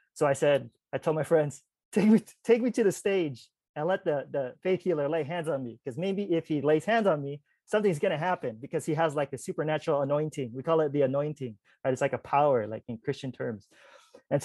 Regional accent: California, United States; I'm from Cali

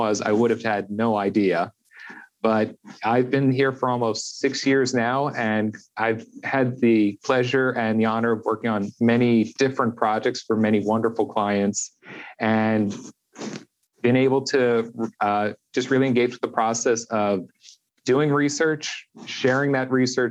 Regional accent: just outside of Philadelphia, Pennsylvania, United States; I'm originally from just outside of Philadelphia, Pennsylvania. So I grew up surrounded by history.

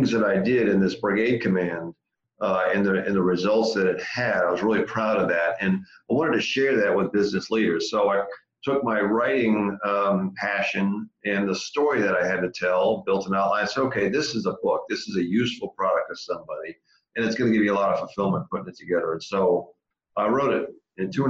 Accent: Massachusetts, United States; I grew up in Massachusetts, born and raised

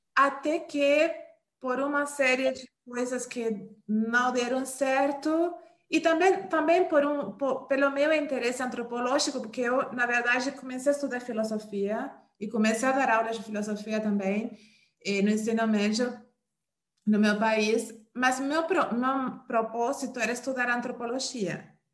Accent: Uruguay; Portuguese is a second language; moved away as an adult; now in Brazil; eu sou uruguaia, né? Eu tenho mais ou menos... Eu estou aqui no Brasil desde o ano 2009

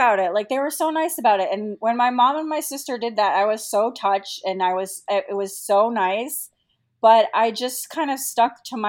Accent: Boston, Massachusetts, United States; also born or lived in Los Angeles; now in Washington, D.C., United States; we're both from Boston, and we met in Boston, and then we were separated for a little while. Like, my husband went to New York, and then we went to Los Angeles together.

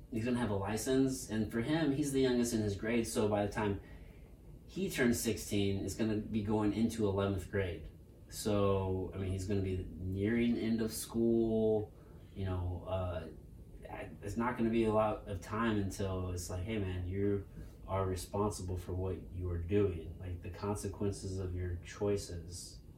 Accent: Potosi, Missouri, United States; I grew up in Potosi, Missouri, and that's, like, backwoods Missouri

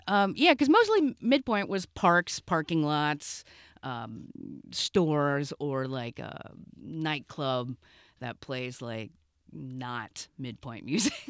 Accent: Cincinnati, Ohio, United States; I grew up in Cincinnati

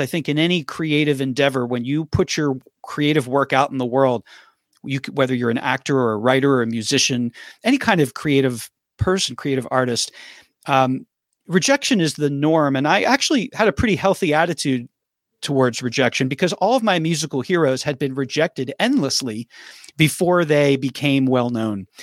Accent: Philadelphia, Pennsylvania, United States; moved away as an adult; also born or lived in Nashville; I grew up in Philadelphia

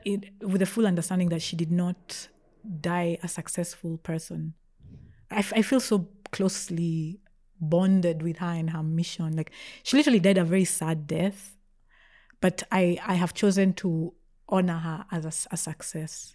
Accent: Nairobi, Kenya; also born or lived in Australia / Meru; mostly grew up in Nairobi

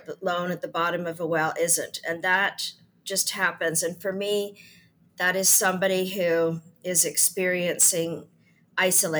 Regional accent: Canada; also born or lived in United Kingdom; I come from Canada. I live between Canada and the UK

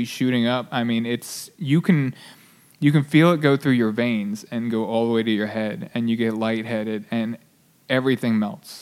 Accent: near Baltimore, Harford County, Maryland, United States; I grew up in near Baltimore, just north

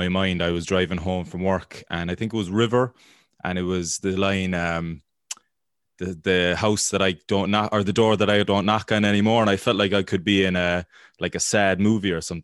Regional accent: Ireland; as an Irish person

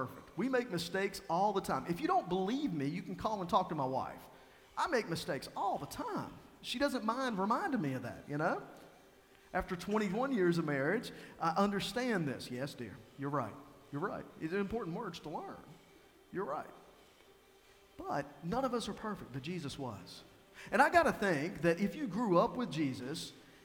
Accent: Tazewell, Virginia, United States; I tell them I'm from Tazewell, Virginia

